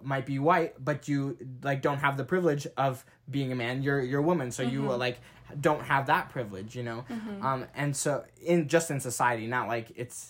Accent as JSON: {"language": "English", "region": "North Dakota", "country": "United States", "said": "I'm from North Dakota, so I don't have that, like, very black background, you know."}